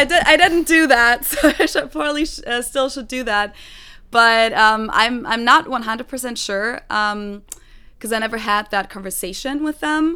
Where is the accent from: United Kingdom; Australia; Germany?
Germany; Munich, Bavaria; first language German; English is a second language; moved away as an adult; also born or lived in Hamburg; now in Cincinnati, United States; I was born and raised in Germany